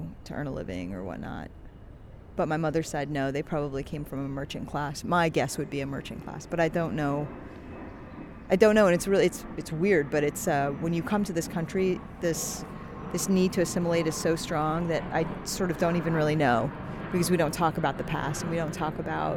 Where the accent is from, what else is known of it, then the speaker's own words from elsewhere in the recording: Philadelphia, Pennsylvania, United States; also born or lived in Tehran, Iran / Cherry Hill, New Jersey; now in New York, United States; I grew up in Philadelphia, in Morton, Pennsylvania, and then in Chester, Pennsylvania